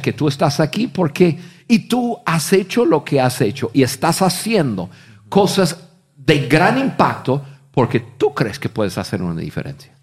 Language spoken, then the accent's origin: Spanish; United States; Spanish is a second language; moved away as an adult; also born or lived in Mexico; siendo gringos, pero gringos de gringos, que no había hablado ni una palabra de español en mi vida